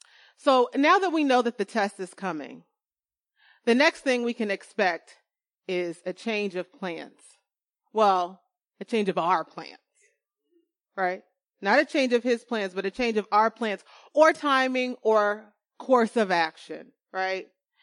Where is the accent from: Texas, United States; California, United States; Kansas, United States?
California, United States; Winter is really cold. Okay. Especially here as a Californian.